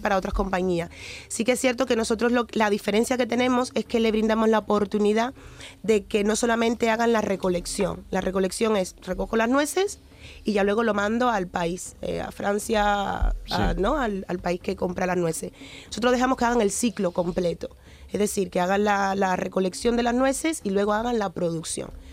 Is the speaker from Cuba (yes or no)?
yes; Cuba; moved away; also born or lived in Ghana (ancestry); nací en Cuba, mis padres son africanos, mi abuelo portugués